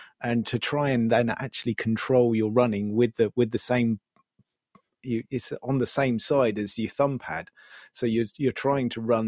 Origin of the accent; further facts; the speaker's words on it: United Kingdom; being British